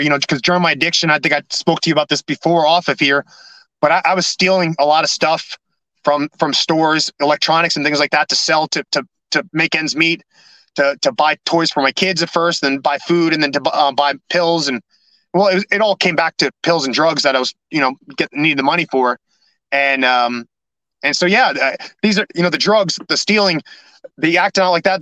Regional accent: New York City, New York, United States; moved away; also born or lived in California / New Jersey; I got to go to my hometown

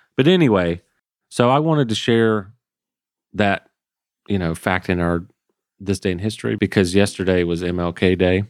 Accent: Georgia, United States; I grew up in Georgia

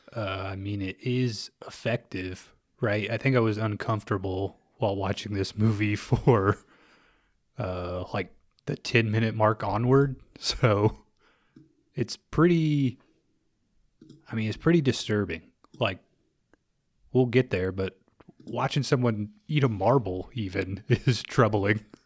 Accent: Midwest, United States; We're from the Midwest

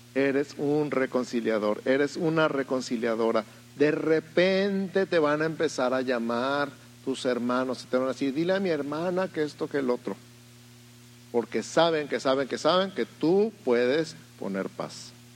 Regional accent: Mexico City, Mexico; now in Tijuana, Mexico; yo soy de la Ciudad de México

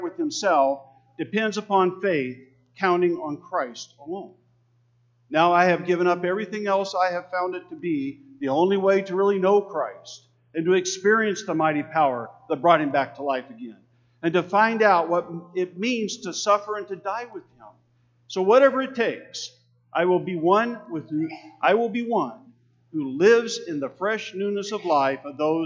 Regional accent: Texas, United States; I was born in Texas

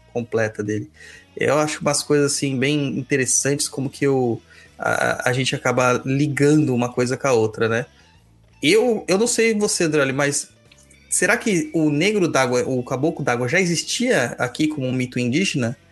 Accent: Southeast Brazil, Brazil; nós aqui do Sudeste, eu que sou do Sudeste

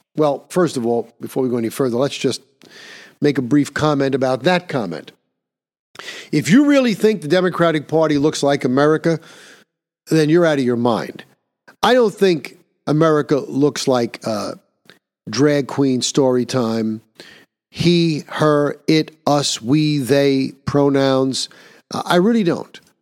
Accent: New York, United States; my home state of New York

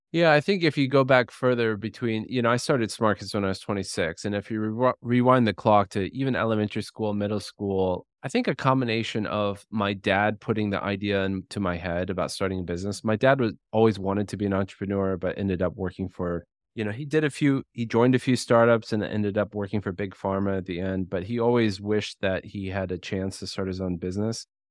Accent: United States; I'm American.

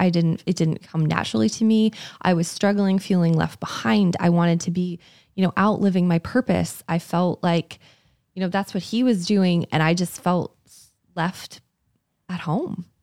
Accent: Canada; moved away; I'm from Canada, and we had gone back to my parents' house

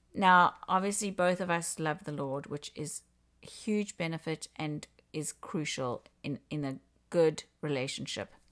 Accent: South Africa; moved away as an adult; now in Canada; I am originally from Africa, from South Africa. and been in Canada for about twenty-three years.

